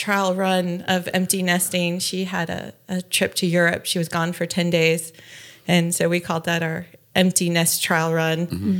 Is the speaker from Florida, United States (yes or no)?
yes; West Palm Beach, Florida, United States; now in Murphy, North Carolina, United States; I grew up in West Palm Beach, Florida, and then moved to the beautiful mountains of Smoky Mountains, Murphy, North Carolina. And we've been living there for a long time.